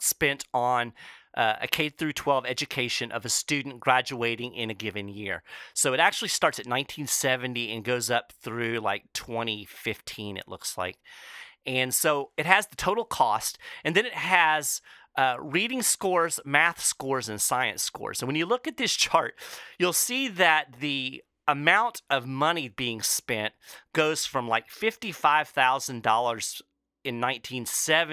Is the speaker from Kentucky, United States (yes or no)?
yes; Kentucky, United States; my home state of Kentucky